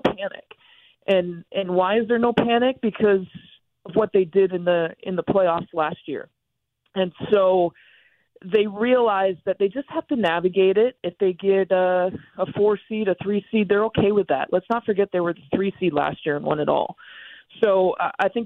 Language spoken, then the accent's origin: English; Michigan, United States; I grew up in Michigan